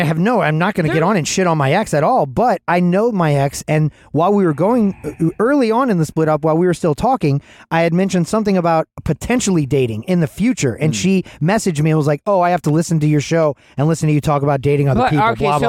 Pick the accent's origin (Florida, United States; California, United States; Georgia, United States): Georgia, United States; Atlanta; I was from Atlanta.